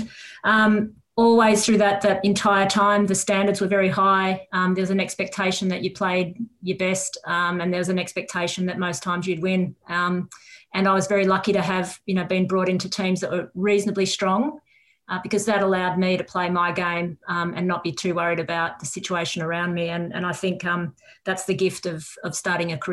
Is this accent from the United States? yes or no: no; Newcastle, New South Wales, Australia; also born or lived in Sydney / Wollongong; We landed in Newcastle when I was about six